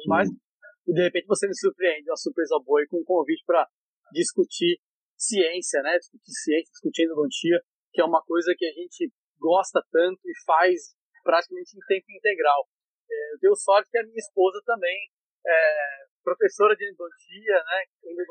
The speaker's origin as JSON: {"language": "Portuguese", "region": "São Paulo", "country": "Brazil", "moved": "as an adult", "lives_now": "Fortaleza, Brazil", "said": "sou paulista, lá da capital, mas há quase 20 anos 19 né, anos, mais ou menos, estou morando aqui no Ceará."}